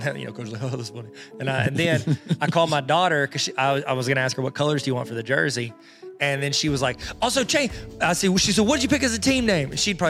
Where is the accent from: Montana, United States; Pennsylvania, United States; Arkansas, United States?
Arkansas, United States; Benton; also born or lived in Georgia / Oklahoma; I was born in Benton, Arkansas